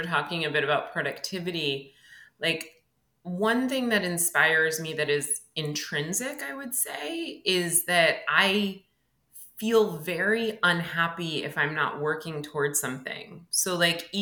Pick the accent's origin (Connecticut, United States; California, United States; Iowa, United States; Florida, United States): Connecticut, United States; moved away as an adult; also born or lived in New York; now in Philadelphia, United States; I actually lived in Connecticut until I was in my 20s. I grew up in Connecticut